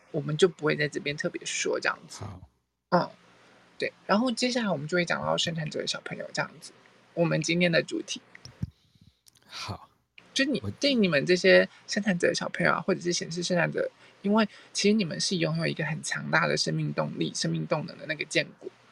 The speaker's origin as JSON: {"language": "Chinese", "country": "Taiwan", "said": "我们台湾人可能很多人的建筑就会对臭豆腐有回应"}